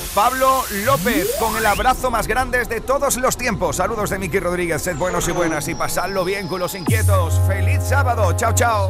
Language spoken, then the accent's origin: Spanish; Huelva, Andalusia, Spain; en mi tierra, en Huelva